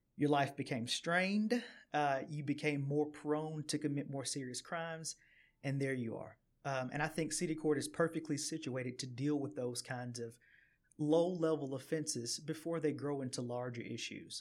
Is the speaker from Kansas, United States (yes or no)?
no; Chattanooga, Tennessee, United States; also born or lived in Maryville, Tennessee / Knoxville, Tennessee; born and raised in Chattanooga